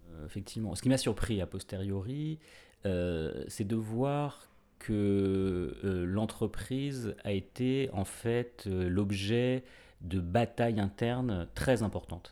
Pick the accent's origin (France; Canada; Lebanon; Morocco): France; on est français